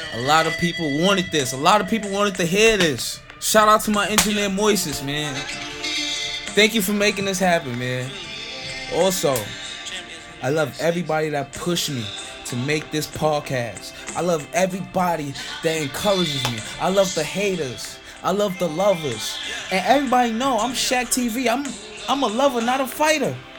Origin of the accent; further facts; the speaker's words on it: St. Kitts & Nevis; English is a second language; now in United States; I wasn't born here. I wasn't born in America. I was born in St. Kitts. So therefore, my English not that good